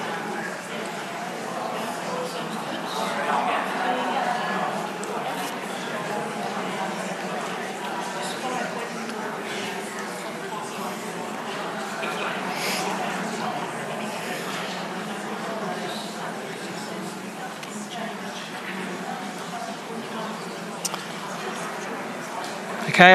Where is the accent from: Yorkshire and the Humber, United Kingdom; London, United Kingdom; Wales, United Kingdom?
London, United Kingdom; I'm from London. I've lived in London all my life. My parents are from Jamaica.